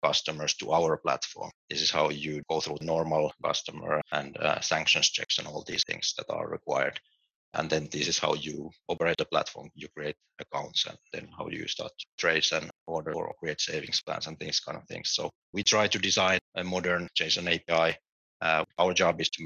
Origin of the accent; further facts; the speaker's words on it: Finland; moved away as an adult; also born or lived in United Kingdom / London; now in Berlin, Germany; I'm originally from Finland.